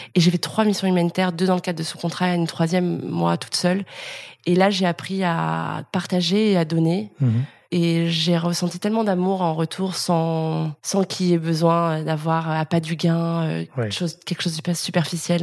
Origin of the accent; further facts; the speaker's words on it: Lyon, Auvergne-Rhône-Alpes, France; moved away as an adult; now in Paris, France; je viens de Lyon, j'ai 32 ans.